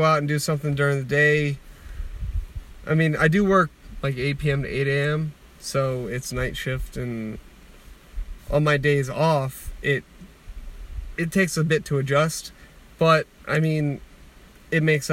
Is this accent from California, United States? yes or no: no; Beaver Valley, Pennsylvania, United States; I'm from Beaver Valley, and I make bags.